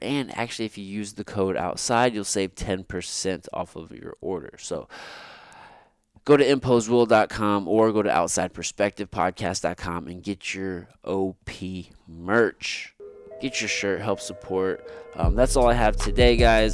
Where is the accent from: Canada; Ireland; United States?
United States; Missouri; I grew up here in Missouri